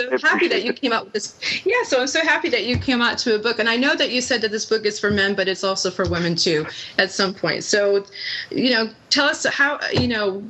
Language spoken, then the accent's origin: English; New England, United States; accent: New England; I'm from New England, and I have an accent.